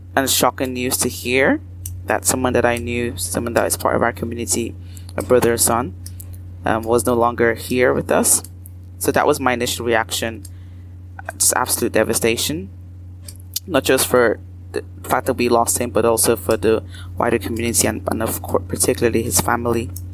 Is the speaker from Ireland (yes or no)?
yes; Ireland; Irish, as Black Irish people